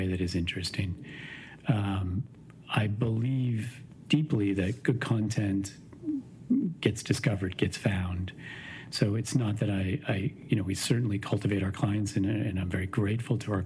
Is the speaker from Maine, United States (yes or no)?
yes; Maine, United States; now in Chicago, United States; I grew up in Maine.